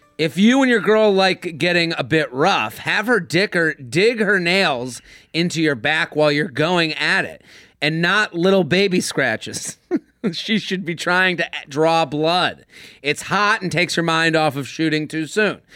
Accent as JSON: {"language": "English", "area": "outside of Boston", "region": "Massachusetts", "country": "United States", "said": "I'm from Boston. I'm from outside of Boston"}